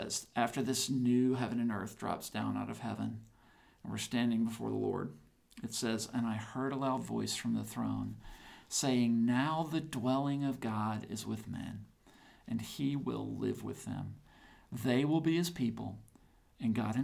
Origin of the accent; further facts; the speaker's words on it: the South, United States; I'm a Southerner.